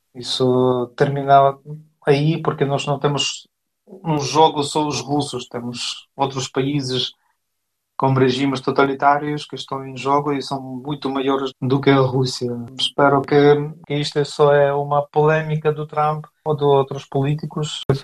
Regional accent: Ukraine; now in Portugal; como ucranianos

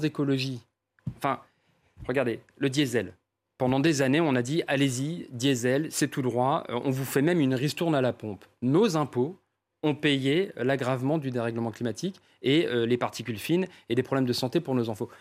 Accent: Paris, Île-de-France, France; je suis parisien

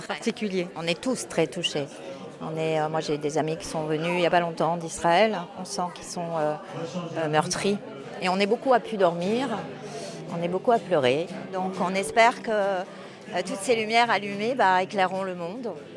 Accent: France; on est français

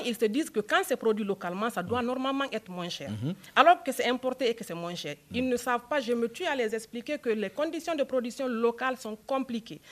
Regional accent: Guinea; chez moi en Guinée

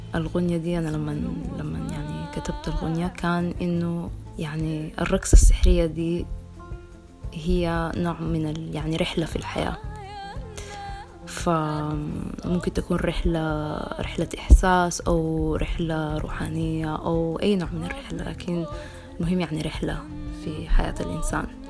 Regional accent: Sudan; now in London, United Kingdom; عندنا في السودان

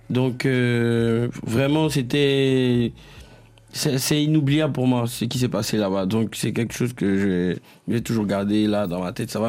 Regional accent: Abidjan, Côte d’Ivoire; chez nous à Bidjan

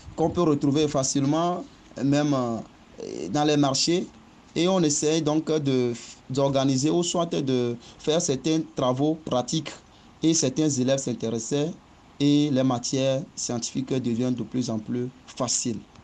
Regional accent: Agopala, Maritime, Togo; also born or lived in Lomé; Je suis togolais et je viens du village d'Agopala, dans la préfecture du Zio, plus précisément commune Zio 3. J'ai commencé le cours primaire à Agopala

